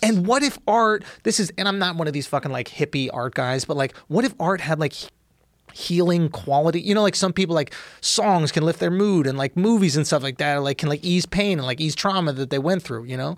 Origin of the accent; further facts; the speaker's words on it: New York, United States; I grew up in New York